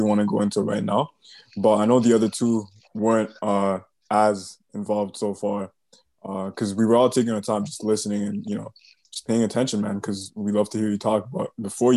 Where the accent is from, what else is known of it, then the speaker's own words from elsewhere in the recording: Toronto, Ontario, Canada; also born or lived in Mississauga; now in Waterloo, Canada; I grew up in Toronto